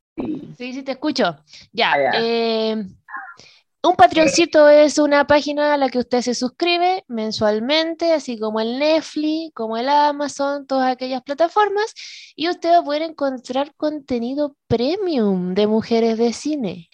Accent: Iquique, Tarapacá, Chile; moved away; desde Iquique, mi tierra natal

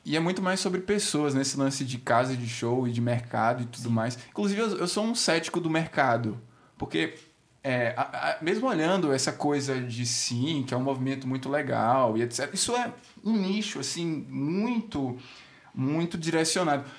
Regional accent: Aracaju, Sergipe, Brazil; moved away as an adult; now in São Paulo, Brazil; sou de Aracaju, vim para cá para São Paulo nesse rolê de música mesmo. Tô também há três anos.

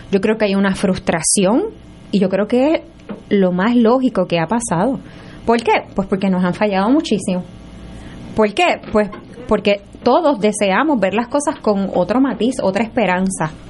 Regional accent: Puerto Rico; nosotros tenemos que aprender a respetarnos como puertorriqueños

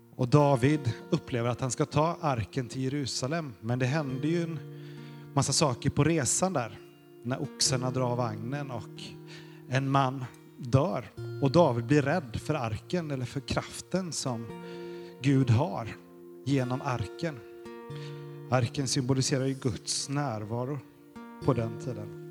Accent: Sweden; Vi är ju svenskar

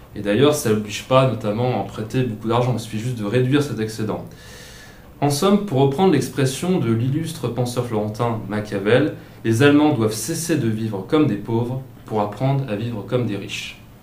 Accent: Centre-Val de Loire, France; now in Alsace, France; je viens plutôt de la région, enfin département andré loire euh, en bois tour

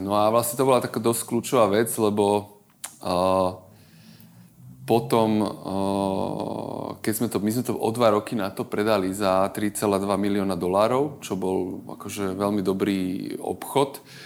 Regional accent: Žilina, Žilina Region, Slovakia; moved away; som z Žilinčan pôvodne

